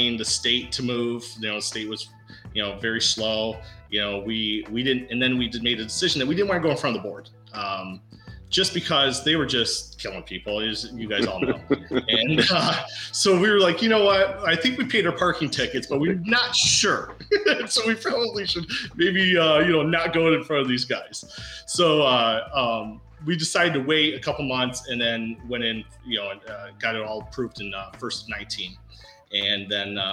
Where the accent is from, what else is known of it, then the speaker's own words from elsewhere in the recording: Davison, Michigan, United States; Sean and I were born and raised in Davison, a couple of Davison boys